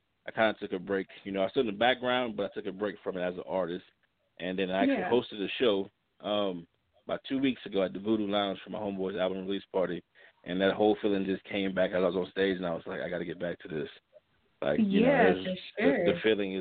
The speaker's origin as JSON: {"language": "English", "town": "Baton Rouge", "region": "Louisiana", "country": "United States", "tie": "born or raised there", "also_born_or_lived": "Lafayette, Louisiana", "moved": "yes", "lives_now": "Kansas City, United States", "said": "I'm originally from Louisiana, Lafayette born, raised in Baton Rouge"}